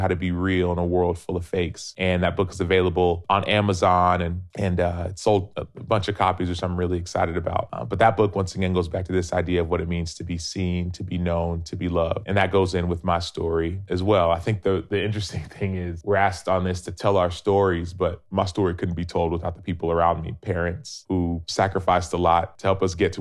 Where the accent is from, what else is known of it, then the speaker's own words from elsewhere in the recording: Dallas, Texas, United States; I was born and raised in Dallas